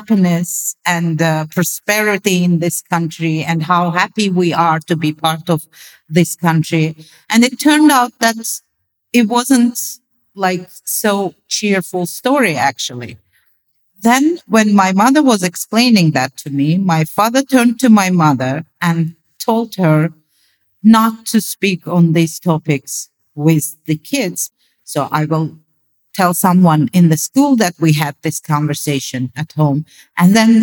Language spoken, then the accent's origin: English; Azerbaijan; I was born in Azerbaijan, which was part of Soviet Socialist Union back then, USSR.